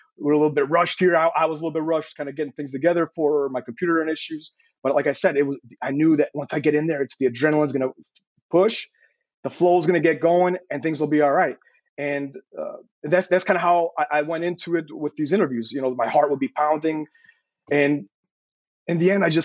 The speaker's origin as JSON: {"language": "English", "town": "Chicago", "region": "Illinois", "country": "United States", "tie": "born or raised there", "also_born_or_lived": "Croatia", "moved": "as an adult"}